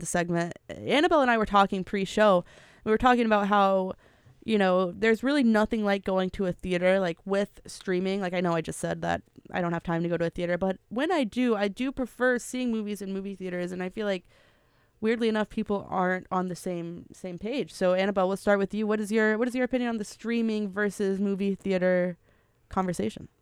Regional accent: Memphis, Tennessee, United States; I am from Memphis

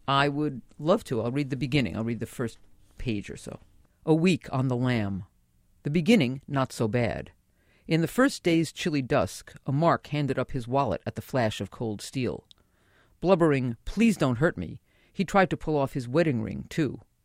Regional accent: New York City, New York, United States; now in Manhattan, United States; I was born and raised in the Bronx

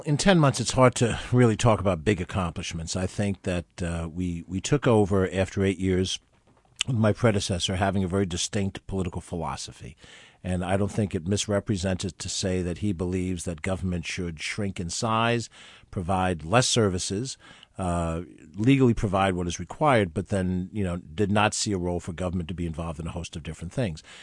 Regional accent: Westchester County, New York, United States; I was from Westchester

